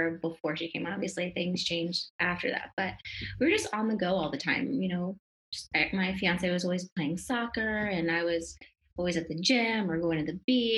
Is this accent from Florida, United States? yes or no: yes; Florida, United States; moved away as an adult; also born or lived in Stoneham, Massachusetts / New York; now in Miami, United States; I grew up in Florida